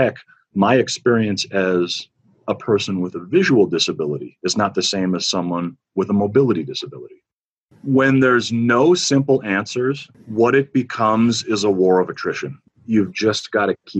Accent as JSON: {"language": "English", "region": "Northwest Minnesota", "country": "United States", "tie": "born or raised there", "said": "the small, skinny, blind, severely asthmatic little boy they had on the farm growing up in Northwest Minnesota"}